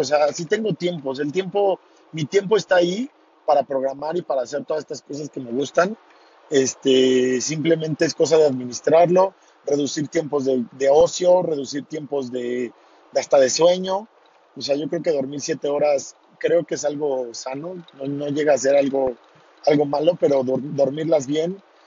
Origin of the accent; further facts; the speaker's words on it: Tequisquiapan, Querétaro, Mexico; voy de regreso hacia mi pueblo, Tequisquiapan